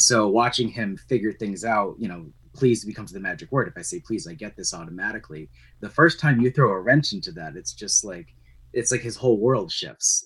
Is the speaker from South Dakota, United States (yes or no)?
no; Vermont, United States; moved away as an adult; now in New Hampshire, United States; I grew up in Vermont, uh, which is where I met you